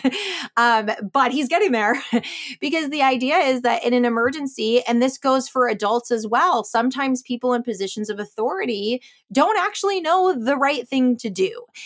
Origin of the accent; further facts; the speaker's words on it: Chicago, Illinois, United States; I grew up in Chicago area with like cornfields